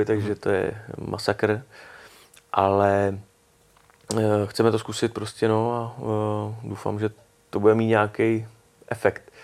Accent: Prague, Czechia; já jsem ze Strašnic mm. a tam byl kulturní dům barikádníků, mm. takže tam mm. jsem to měl vlastně jakoby kousek

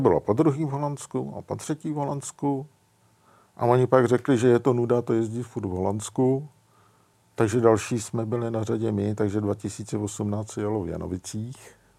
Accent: Czechia; my jako Češi

